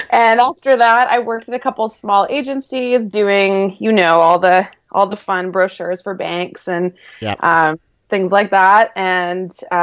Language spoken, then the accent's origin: English; Vancouver, British Columbia, Canada; I'm from Vancouver, BC, born and raised